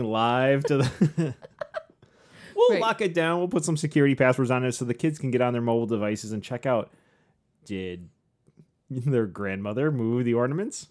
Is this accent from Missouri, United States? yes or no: no; St. Joseph, Michigan, United States; we grew up in St. Joe with the lighthouses